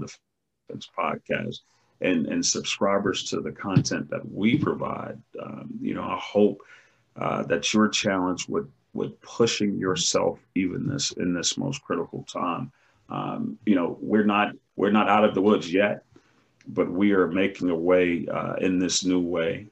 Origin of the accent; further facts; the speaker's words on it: United States; We as an American people